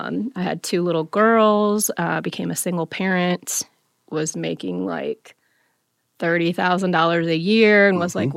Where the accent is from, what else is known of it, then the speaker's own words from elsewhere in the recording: Fort Wayne, Indiana, United States; On the northwest side, mostly.